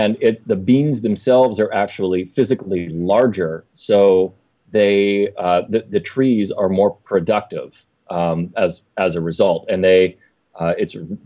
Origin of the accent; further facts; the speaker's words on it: Meadville, Pennsylvania, United States; my hometown of Meadville, Pennsylvania.